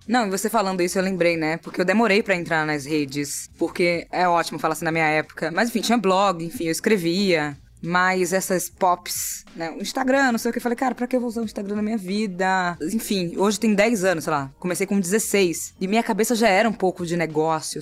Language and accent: Portuguese; Salvador, Bahia, Brazil; eu nasci no bairro chamado Nordeste, entendeu? Na periferia de Salvador. Continuo em Salvador também